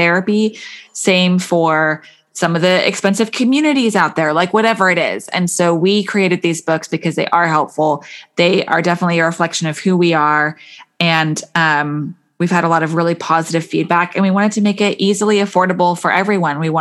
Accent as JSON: {"language": "English", "country": "United Kingdom", "said": "I'm British people and grammar is important to us"}